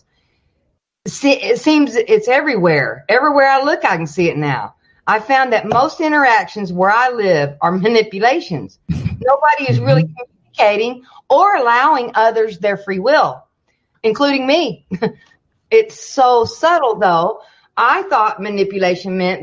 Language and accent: English; the Bible Belt, United States; I grew up in the Bible Belt